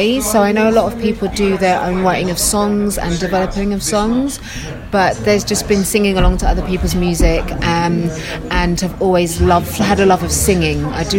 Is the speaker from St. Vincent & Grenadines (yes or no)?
no; London, United Kingdom; I grew up in Queen's Park initially and then moved to Northwest London in Harrow.